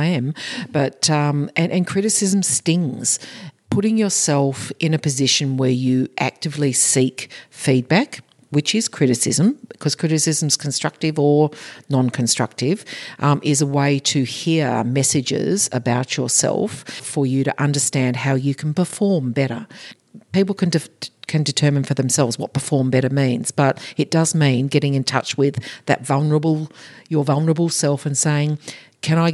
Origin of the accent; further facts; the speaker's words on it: Australia; in Australia is part of our culture, AFL, part of our culture.